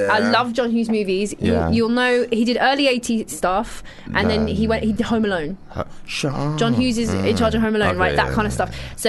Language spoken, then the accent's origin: English; London, United Kingdom; because I'm from South East London, so it's the closest to me.